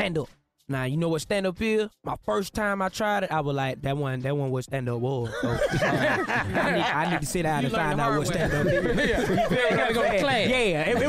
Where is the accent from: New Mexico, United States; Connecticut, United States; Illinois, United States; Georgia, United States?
Georgia, United States; Atlanta; I'm from Atlanta, West Side, born and raised